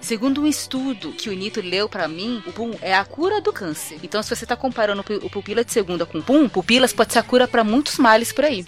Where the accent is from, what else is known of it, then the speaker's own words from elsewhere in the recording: São Paulo, Brazil; eu nasci em São Paulo, não em Sampa